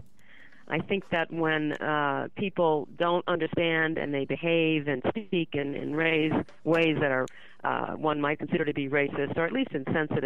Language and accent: English; New Orleans, Louisiana, United States; I was born in 1953 in New Orleans